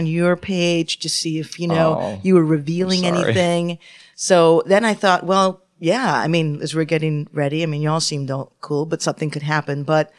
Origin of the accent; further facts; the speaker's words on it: Canada; Well, I'm Canadian.